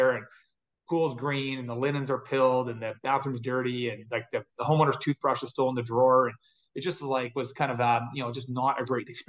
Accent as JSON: {"language": "English", "town": "Edmonton", "region": "Alberta", "country": "Canada", "also_born_or_lived": "Big Island, Hawaii", "said": "I'm from Edmonton, Canada"}